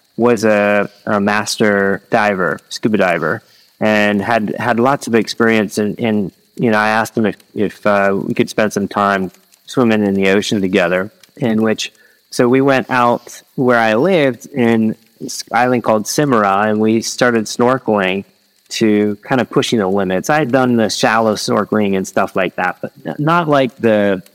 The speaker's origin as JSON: {"language": "English", "region": "Midwest", "country": "United States", "tie": "born or raised there", "also_born_or_lived": "Philippines", "moved": "as an adult", "said": "I lived in the Philippines for several years and I grew up in the Midwest"}